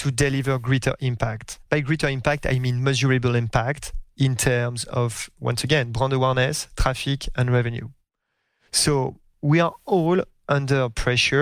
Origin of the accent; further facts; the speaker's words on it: France; accent: French; English is a second language; moved away as an adult; now in United States; my French accent, even after a few years in the US